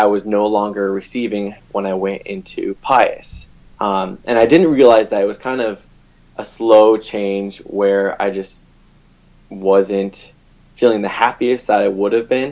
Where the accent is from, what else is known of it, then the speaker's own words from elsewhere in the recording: Lincoln, Nebraska, United States; I am born and raised in Lincoln